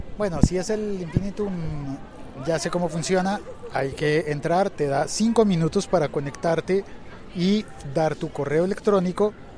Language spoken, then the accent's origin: Spanish; Mexico; pinches amables somos los mexicanos